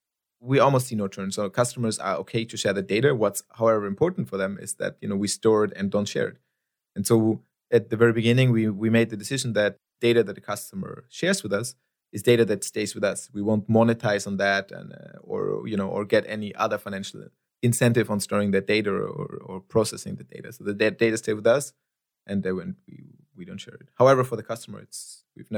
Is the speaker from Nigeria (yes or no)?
yes; Nigeria; English is a second language; You know, I'm Nigerian national.